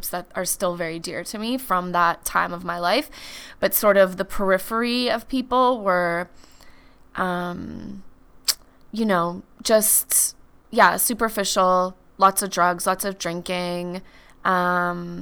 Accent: a small town in Manitoba, Canada; moved away as an adult; also born or lived in Vancouver, British Columbia; now in Calgary, Canada; I was born in Calgary, and then I lived in a small town in Manitoba with my mom and my brother until I left kind of after high school

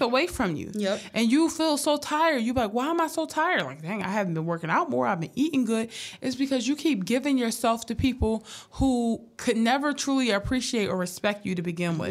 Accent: Philadelphia, Pennsylvania, United States; I come from a hard background. Like yeah. me and my family struggle. Like I'm from North Philly

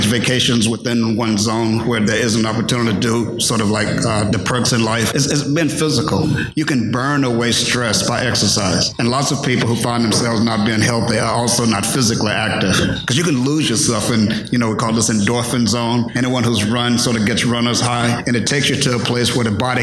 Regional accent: Virginia, United States; moved away; I'm a Virginian originally.

